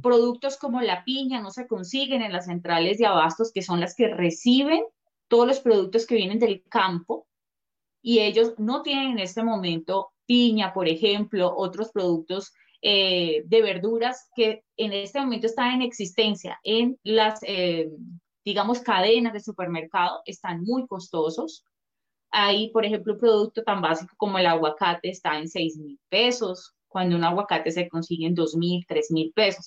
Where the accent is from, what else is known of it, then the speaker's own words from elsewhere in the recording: Colombia; nosotros como colombianos, ciudadanos